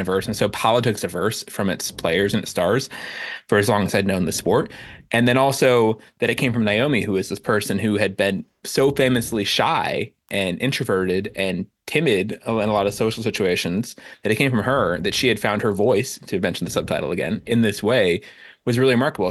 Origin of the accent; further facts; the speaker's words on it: Miami Beach, Florida, United States; I grew up in Miami Beach